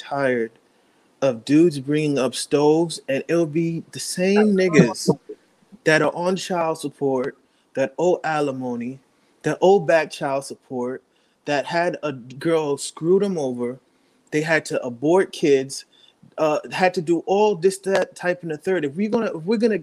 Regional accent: New York, United States; I'm from New York

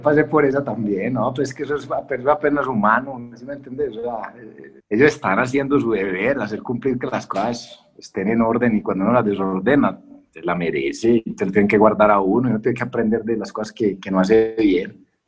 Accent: Colombia

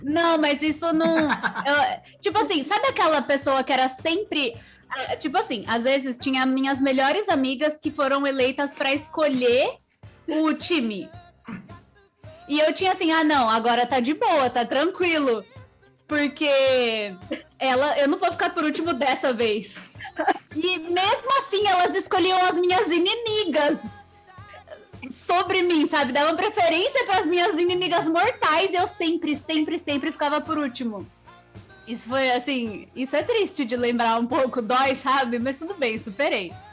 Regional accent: Sorocaba, São Paulo, Brazil; eu sou de Sorocaba

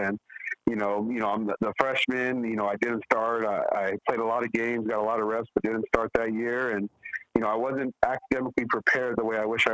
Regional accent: Montebello, California, United States; moved away; also born or lived in East Los Angeles, California; I really grew up in two towns, really. Montebello, California

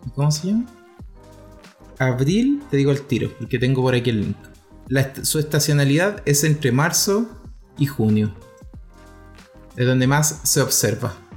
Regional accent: Chile; nosotros como chilenos

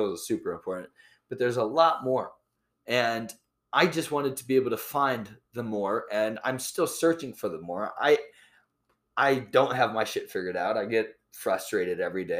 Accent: Iowa, United States; I was born and raised in Iowa

